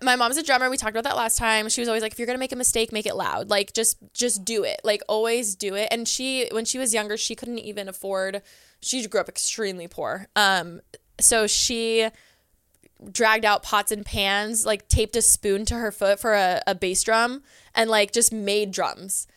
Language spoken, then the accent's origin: English; Southern California, United States; also born or lived in Orange County / Riverside; We grew up in Southern California.